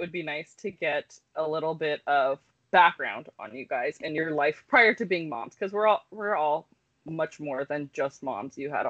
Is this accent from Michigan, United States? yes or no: no; California, United States; now in Bellingham, United States; I feel like I grew up in California, but like living in Bellingham for so long, this seems to be such a like welcoming, progressive town